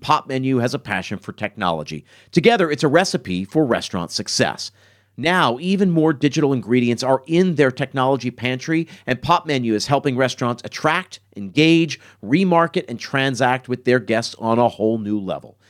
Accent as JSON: {"language": "English", "town": "Philadelphia", "region": "Pennsylvania", "country": "United States", "tie": "born or raised there", "said": "I grew up in Philadelphia, and in Philadelphia, we're famous for cheesesteaks"}